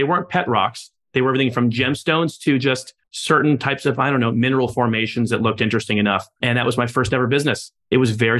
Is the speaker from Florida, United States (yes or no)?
yes; Miami, Florida, United States; here in Miami, that's my hometown